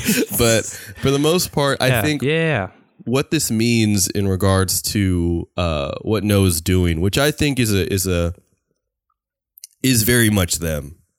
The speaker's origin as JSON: {"language": "English", "region": "California", "country": "United States", "said": "we are like from the Bay Area"}